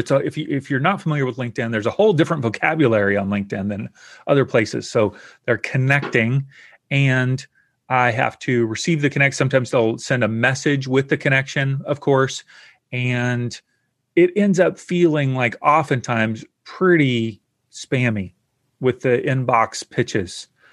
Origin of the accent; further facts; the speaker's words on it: the South, United States; I grew up in the South in the U S